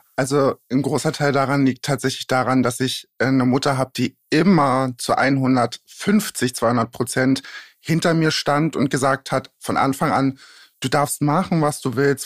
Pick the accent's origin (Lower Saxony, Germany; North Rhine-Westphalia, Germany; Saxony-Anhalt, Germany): Saxony-Anhalt, Germany; Magdeburg; also born or lived in a village in eastern Germany; now in Berlin, Germany; Eigentlich komme ich aus dem tiefsten Osten, bin auf einem Dorf groß geworden und danach nach, ich weiß nicht, sagt euch Magdeburg was? Mhm. Da bin ich dann groß geworden